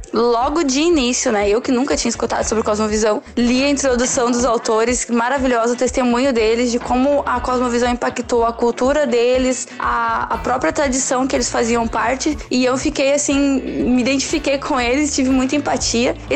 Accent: Eldorado do Sul, Rio Grande do Sul, Brazil; sou do Rio Grande do Sul, de Eldorado do Sul, da região metropolitana de Porto Alegre.

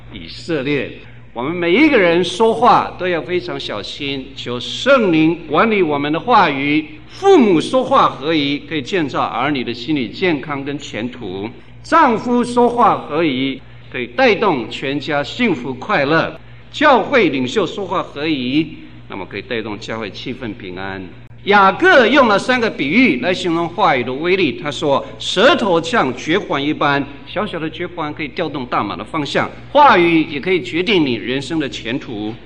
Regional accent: Guanmiao, Tainan, Taiwan; 我生在台南县关庙巷，那里凤梨非常有名

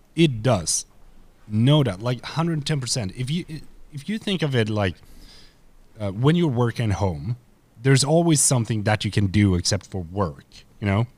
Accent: Sweden; I am a dude from Sweden.

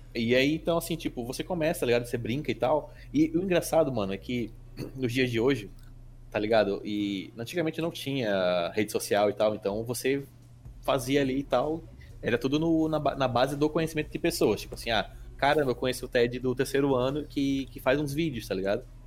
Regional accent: Manaus, Amazonas, Brazil; now in Natal, Brazil; Eu até estranho quando eu cheguei em Natal, eu sou de Manaus

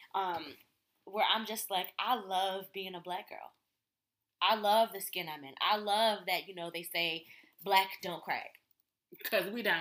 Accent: Connecticut, United States; I grew up in Connecticut

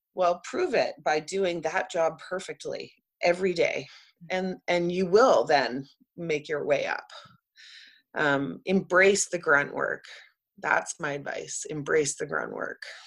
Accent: Vancouver, British Columbia, Canada; I grew up in Vancouver and watched the city go from like a oversized

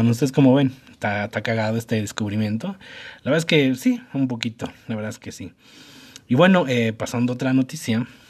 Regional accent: Mexico; nosotros como mexicanos

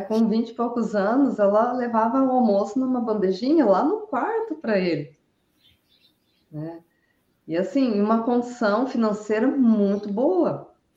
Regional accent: Araraquara, São Paulo, Brazil; now in Brusque, Brazil; Sou natural de Araraquara, mas resido aqui em Brusque

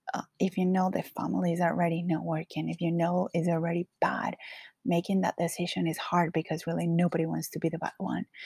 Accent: Colombia; English is a second language; now in Los Angeles, United States; I currently live in LA, but I am originally from Colombia. So, yes, I do have a very strong accent

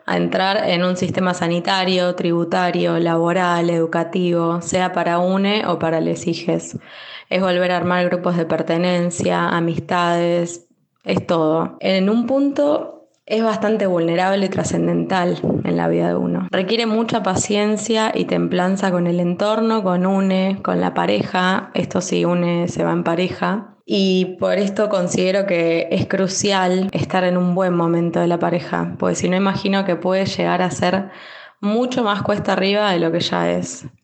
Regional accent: Bahía Blanca, Buenos Aires Province, Argentina; moved away as an adult; now in Madrid, Spain; Soy de Bahía Blanca, provincia de Buenos Aires

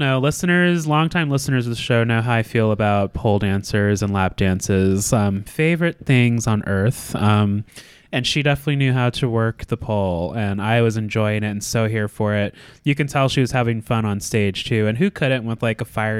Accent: Anchorage, Alaska, United States; growing up in Alaska, there's like a lot of Polynesian culture in Anchorage where I'm from.

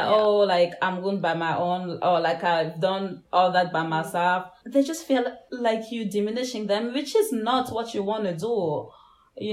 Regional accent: Gabon; moved away; I did grow up in Africa, but I grew up in Gabon

